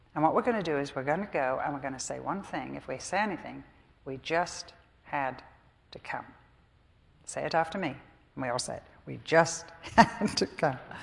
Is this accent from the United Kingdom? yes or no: yes; England, United Kingdom; I'm English.